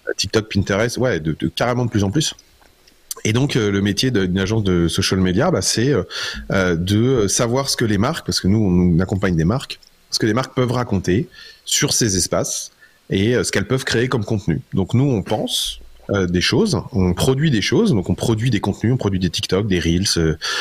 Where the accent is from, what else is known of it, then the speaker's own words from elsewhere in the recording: Metz, Grand Est, France; je suis Lorrain